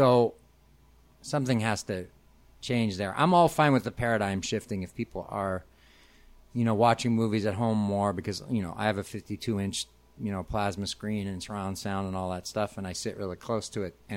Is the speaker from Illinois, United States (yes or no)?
yes; Arlington Heights, Illinois, United States; I grew up, in the Northwest suburbs in Arlington Heights.